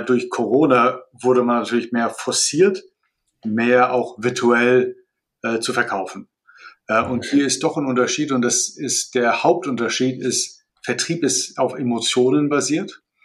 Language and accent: German; Malaysia; moved away as an adult; also born or lived in Colorado, United States / Turkey / France / Russia; also ich bin in Malaysia geboren, da aufgewachsen